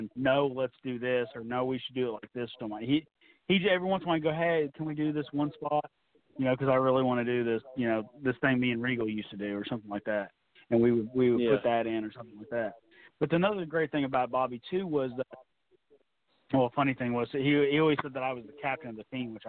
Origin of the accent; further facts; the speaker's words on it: Southern Illinois, United States; I was born in Southern Illinois